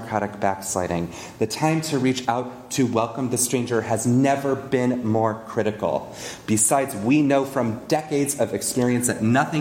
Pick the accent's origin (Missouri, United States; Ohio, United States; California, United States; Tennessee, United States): California, United States; As a Californian Jew